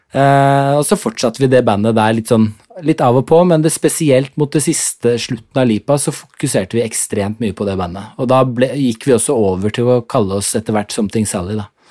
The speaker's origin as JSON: {"language": "Norwegian", "region": "Oslo", "country": "Norway", "tie": "born or raised there", "also_born_or_lived": "Denmark / Horten / England", "said": "de er jo begge fra Oslo, mine foreldre. Så ja. da flyttet vi til slutt tilbake til Oslo. og så har jeg bodd der siden jeg var seks år"}